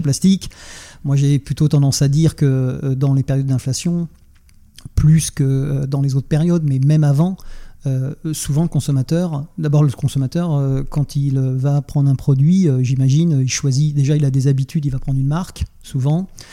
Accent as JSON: {"language": "French", "town": "Nantes", "region": "Pays de la Loire", "country": "France", "said": "je suis nantais"}